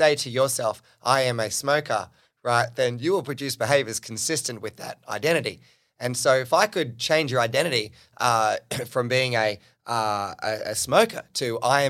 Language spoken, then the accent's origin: English; New South Wales, Australia; where I grew up on the Central Coast, an hour and a half north of Sydney.